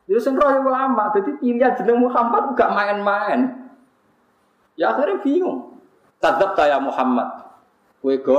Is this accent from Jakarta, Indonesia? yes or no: no; Yogyakarta, Special Region of Yogyakarta, Indonesia; Saya ini wong Jogja, Jogja itu kulone Surabaya to.